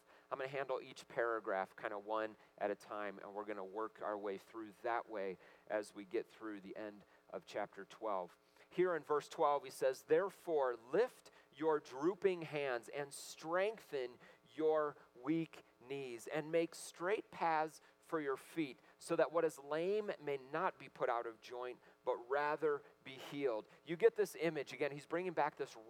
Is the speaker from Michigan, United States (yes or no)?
yes; Michigan, United States; I grew up in Michigan, and all my relatives, lots of them went to Michigan State